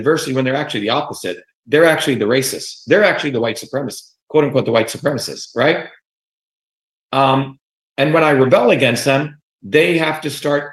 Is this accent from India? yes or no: yes; India; now in United States; when I grew up in India